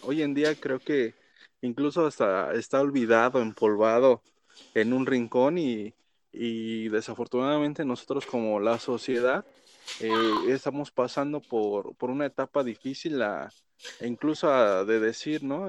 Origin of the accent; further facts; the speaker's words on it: Mexico; nosotros como mexicanos